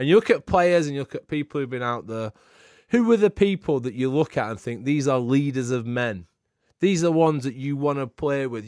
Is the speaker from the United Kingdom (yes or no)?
yes; England, United Kingdom; I'm, I'm English